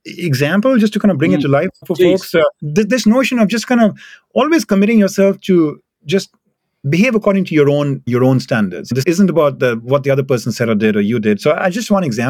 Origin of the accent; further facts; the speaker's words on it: India; moved away; I come from India